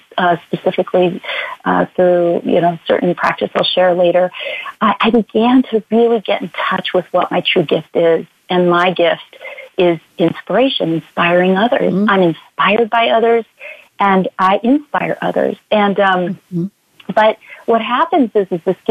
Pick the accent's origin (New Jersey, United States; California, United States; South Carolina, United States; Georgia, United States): California, United States; I'm from California